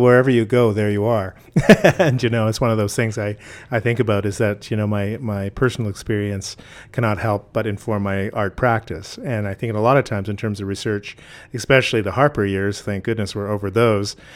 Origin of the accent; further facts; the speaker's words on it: Saskatchewan, Canada; also born or lived in southern Alberta; I grew up in Saskatchewan in Treaty Four, Gordon's